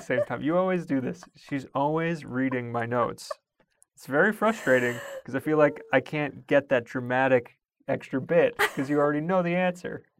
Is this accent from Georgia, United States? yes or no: no; Long Island, New York, United States; growing up on Long Island